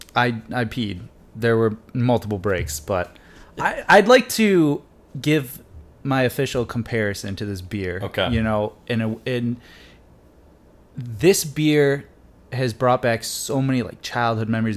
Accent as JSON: {"language": "English", "area": "Detroit area", "region": "Michigan", "country": "United States", "tie": "born or raised there", "said": "the Tigers because they were my hometown team"}